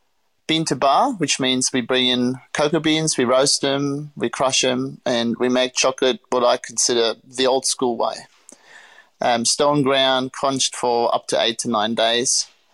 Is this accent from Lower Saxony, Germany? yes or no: yes; Göttingen, Lower Saxony, Germany; born there; So I was born in Germany, a small town called Göttingen. Not many people know it unless you happen to study physics.